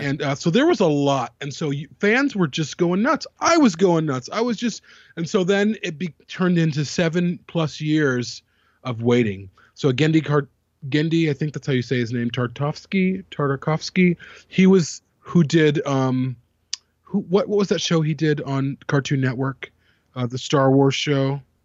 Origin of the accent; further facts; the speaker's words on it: United States; I grew up in America's last hippie commune.